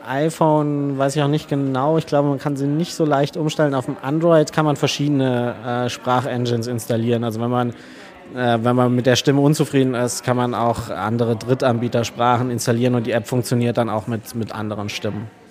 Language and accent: German; Kleinwalsertal, Vorarlberg, Austria; moved away as an adult; also born or lived in Allgäu / Munich; now in Berlin, Germany; wir kommen ganz ursprünglich aus dem Allgäu bzw. aus dem Kleinwalsertal, also Österreich.